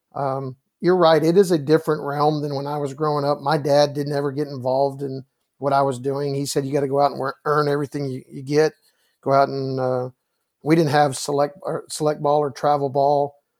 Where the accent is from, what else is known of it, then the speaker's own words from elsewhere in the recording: Round Rock, Texas, United States; I get to coach in the, in, in Round Rock, Texas, my hometown